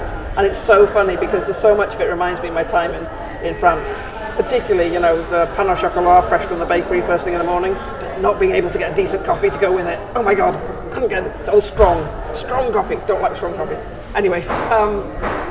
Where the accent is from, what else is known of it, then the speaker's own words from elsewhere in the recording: Anglesey, North Wales, United Kingdom; moved away; also born or lived in Stockport / Watford; I'm Welsh, right? So I was born and brought up on Anglesey in North Wales. Spent a year or two out of it, but most of the time was Anglesey, North Wales